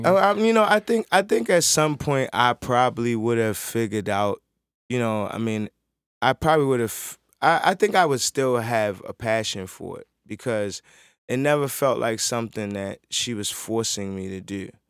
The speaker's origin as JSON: {"language": "English", "town": "Baltimore", "region": "Maryland", "country": "United States", "tie": "born or raised there", "also_born_or_lived": "New York City, New York", "said": "I grew up in Baltimore City"}